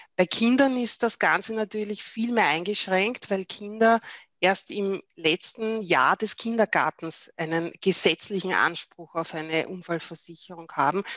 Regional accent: Austria; bei uns in Österreich

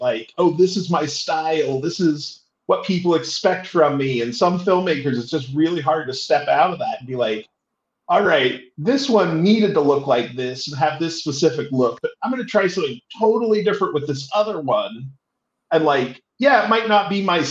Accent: Utah, United States; I grew up in Utah, which is a very religiously predominant state in the States

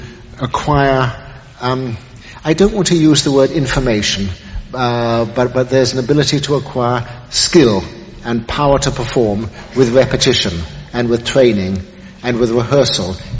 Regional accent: England, United Kingdom; now in New York, United States; being English

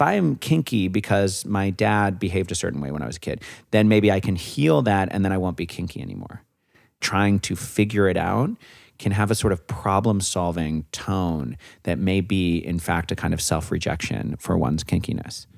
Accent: Santa Fe, New Mexico, United States; I'm from Santa Fe.

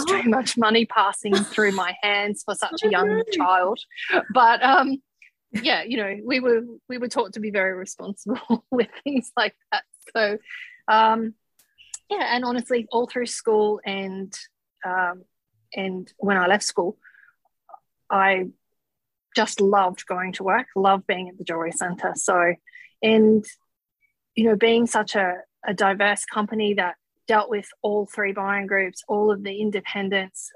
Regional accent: Gold Coast, Queensland, Australia; I grew up on the Gold Coast

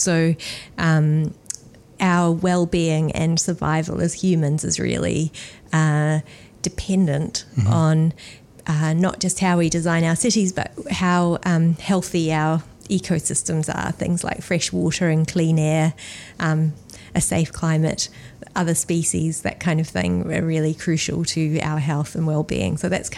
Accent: Australia; now in New Zealand; I am Australian, and then I came to New Zealand and went to medical school here

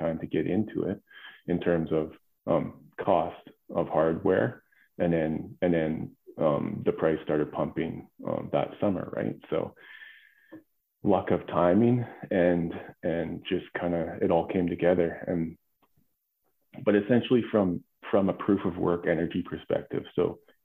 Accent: Alberta, Canada; I grew up in Alberta on a farm, working the land.

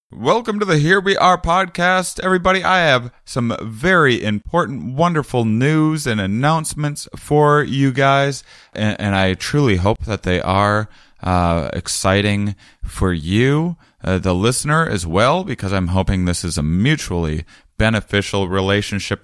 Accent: Wisconsin, United States; also born or lived in Portland area; now in Portland, United States; I'm from Wisconsin, so I have areas around there I can, I can visit my family

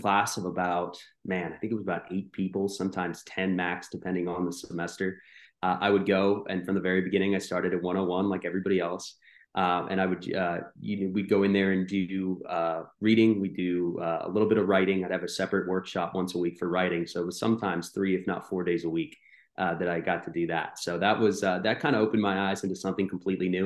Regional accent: North Carolina, United States; also born or lived in New Jersey; I grew up here in North Carolina

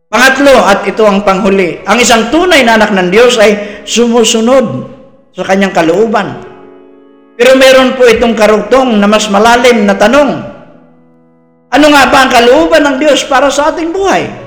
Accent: Philippines; proud ako bilang isang Pilipino

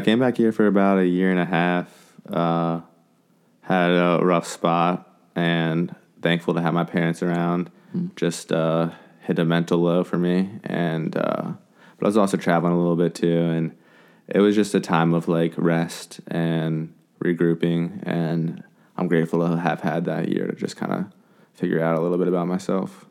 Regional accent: Frederick, Maryland, United States; also born or lived in Blacksburg, Virginia / Thailand; I'm from Frederick, Maryland. We're in Frederick right now.

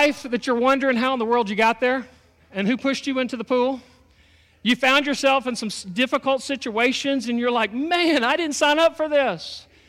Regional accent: Texas, United States; My wife's originally from Texas. I'm originally from Texas. I've moved around a whole bunch.

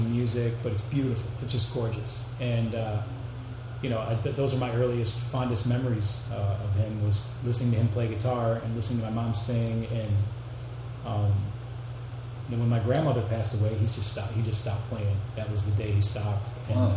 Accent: Rochester, New York, United States; also born or lived in Syracuse; I was born in Rochester. Yep, born in. Pretty much lived there my whole life, other than a few years in Syracuse

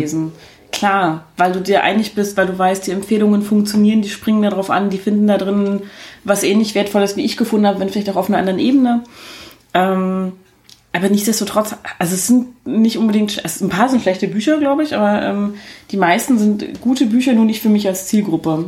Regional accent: East Germany, Germany; ich bin ja ein Ossi-Kind

